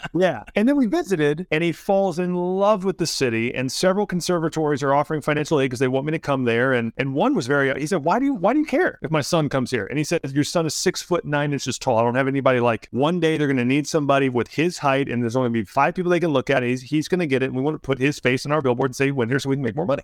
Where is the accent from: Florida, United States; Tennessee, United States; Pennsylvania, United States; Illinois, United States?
Tennessee, United States; Germantown; moved away; I'm from Germantown, Tennessee, in the Memphis area